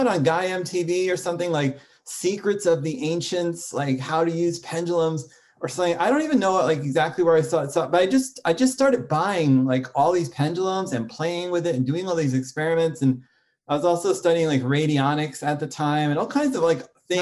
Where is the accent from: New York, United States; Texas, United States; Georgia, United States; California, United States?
New York, United States; I grew up in New York and my family were like New York intellectuals